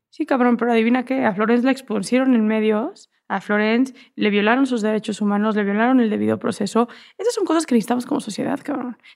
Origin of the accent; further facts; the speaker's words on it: Mexico; Y soy mexicana y eso es lo que soy